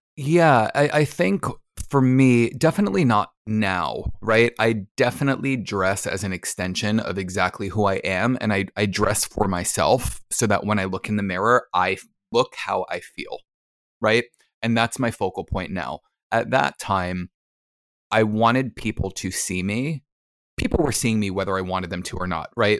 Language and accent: English; New Jersey, United States; I'm from New Jersey